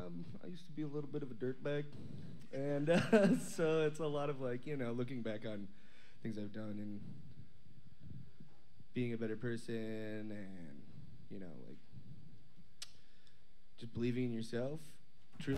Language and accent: English; Oshkosh, Wisconsin, United States; I'm from Oshkosh. Pure Pleasure 2 is a pornography shop that I grew up right next to.